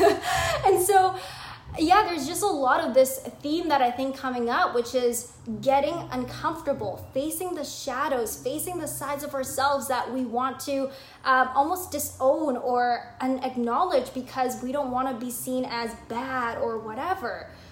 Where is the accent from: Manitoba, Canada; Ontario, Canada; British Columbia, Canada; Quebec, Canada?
British Columbia, Canada; Vancouver; I grew up in Vancouver, Canada, British Columbia